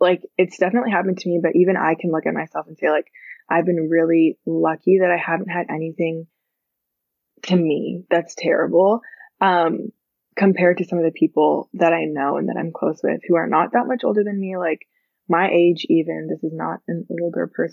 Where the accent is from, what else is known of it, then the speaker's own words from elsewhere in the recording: Canada; But I was born in Canada, so I'm from Canada.